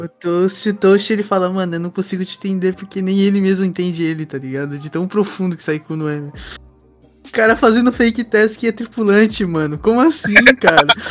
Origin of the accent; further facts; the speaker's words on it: Brazil; now in Japan; a gente é brasileiro que mora no Japão